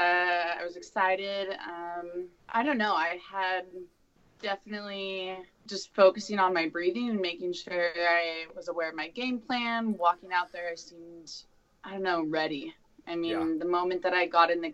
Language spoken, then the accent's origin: English; Tucson, Arizona, United States; also born or lived in Honolulu, Hawaii; now in Portland, United States; I'm originally from Tucson, so my parents moved back to Arizona